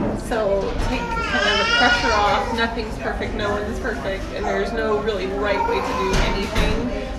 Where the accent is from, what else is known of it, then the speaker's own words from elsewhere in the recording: South Carolina, United States; now in Houston, United States; So I'm from South Carolina originally, but relocated to Houston. I'm the president of the Houston Modern Quilt Guild